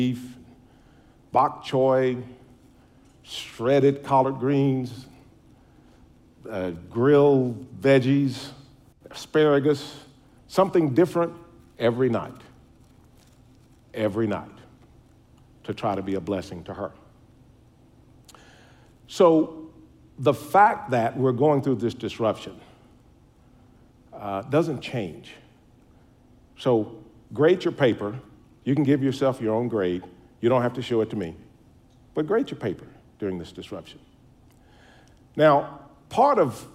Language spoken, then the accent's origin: English; Caldwell, United States; moved away; my hometown, Caldwell.